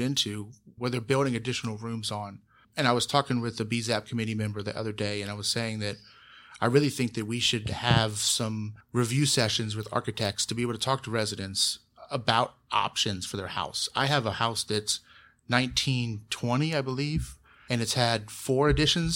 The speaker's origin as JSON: {"language": "English", "town": "Columbus", "region": "Ohio", "country": "United States", "tie": "born or raised there", "lives_now": "Bexley, United States", "said": "I grew up in Berwick, which is the neighborhood directly south of Bexley, bordering Livingston"}